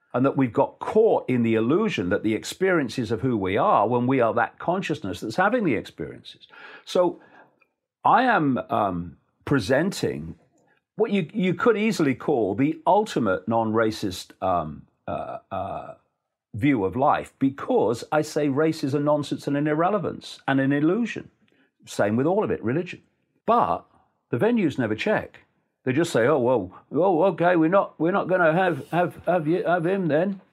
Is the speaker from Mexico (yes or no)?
no; Leicester, East Midlands, United Kingdom; in Leicester, my hometown